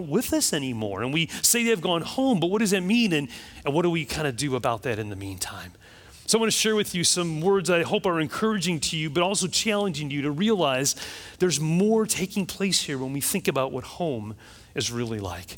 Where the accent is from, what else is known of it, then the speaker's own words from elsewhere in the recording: Chicago, Illinois, United States; now in Florida, United States; I grew up in Chicago